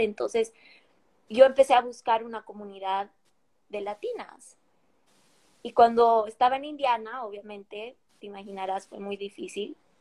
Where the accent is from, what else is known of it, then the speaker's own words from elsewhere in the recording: La Paz, Bolivia; moved away as an adult; now in Seattle, United States; nací, crecí en La Paz, Bolivia. Crecí toda mi vida ahí hasta como hace unos seis años o siete que me mudé acá a Estados Unidos